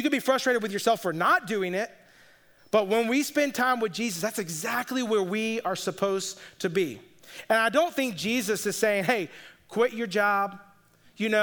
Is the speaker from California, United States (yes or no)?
no; Atlanta, Georgia, United States; moved away; I'm from the Atlanta area